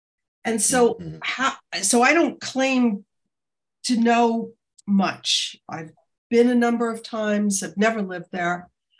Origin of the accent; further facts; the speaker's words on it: Quebec, Canada; So I'm an English-speaking Canadian from Quebec